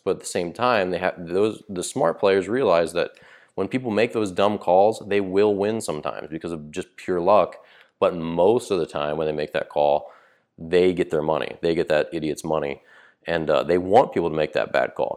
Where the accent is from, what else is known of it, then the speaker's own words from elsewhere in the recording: Maryland, United States; moved away; when I grew up in Maryland